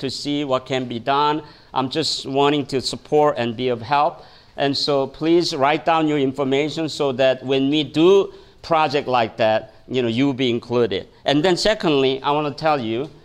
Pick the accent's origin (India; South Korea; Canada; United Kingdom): South Korea; moved away as an adult; now in United States; When I came from Korea